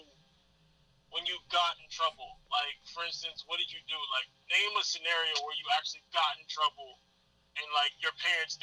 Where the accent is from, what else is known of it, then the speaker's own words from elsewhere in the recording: Broward County, Florida, United States; When we grew up in Broward County